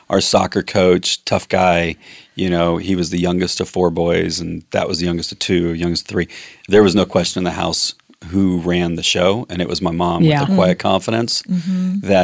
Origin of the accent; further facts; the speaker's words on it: Mill Creek, Washington, United States; moved away as an adult; also born or lived in Anchorage, Alaska; I grew up outside of Seattle in Mill Creek, Washington